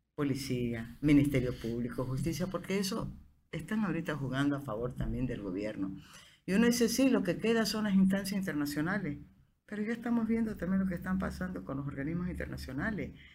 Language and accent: Spanish; Bolivia; yo soy boliviano